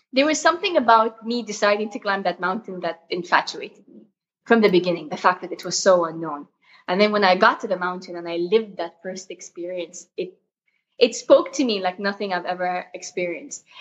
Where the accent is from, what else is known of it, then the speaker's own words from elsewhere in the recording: Jeddah, Makkah Province, Saudi Arabia; I was born in Jeddah, uh, Saudi Arabia.